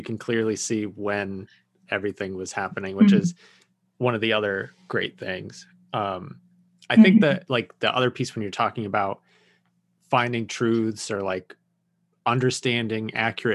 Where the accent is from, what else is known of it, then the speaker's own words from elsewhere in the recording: New Mexico, United States; growing up in New Mexico, we had a pretty strong Native American culture.